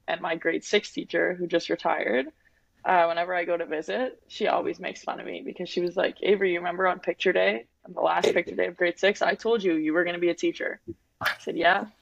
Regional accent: Winnipeg, Manitoba, Canada; moved away as an adult; also born or lived in Saskatoon, Saskatchewan; I'm from Winnipeg.

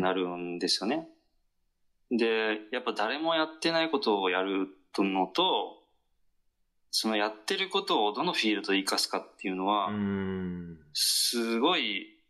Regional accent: Kyushu, Japan; 九州男児

